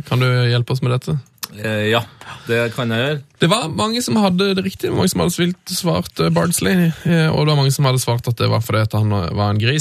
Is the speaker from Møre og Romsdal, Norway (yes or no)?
yes; Møre og Romsdal, Norway; now in Trøndelag, Norway; Holder med Molde, siden jeg er oppvokst rett utenfor Molde. Bodd 19 år der og 21 år her i Trøndelag.